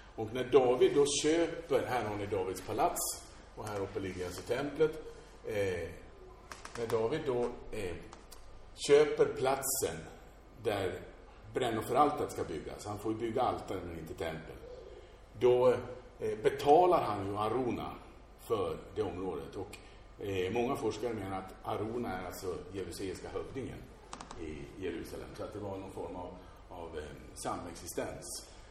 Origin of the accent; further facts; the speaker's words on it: Sweden; som svenskar